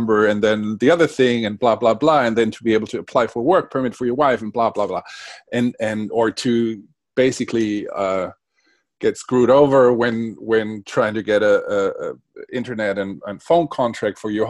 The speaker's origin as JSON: {"language": "English", "area": "a suburb of Frankfurt", "region": "Hesse", "country": "Germany", "tie": "born or raised there", "first_language": "Spanish", "second_language": "English", "said": "growing up in a suburb of Frankfurt in the 70s, back then it wasn't cool to be bilingual. Hmm. Spanish was my first language, my mother language"}